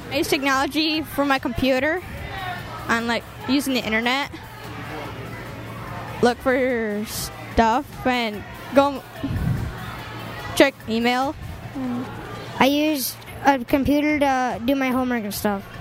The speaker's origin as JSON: {"language": "English", "town": "Fruitport", "region": "Michigan", "country": "United States", "said": "Er, I'm from Fruitport and I have an iPod, I have a computer"}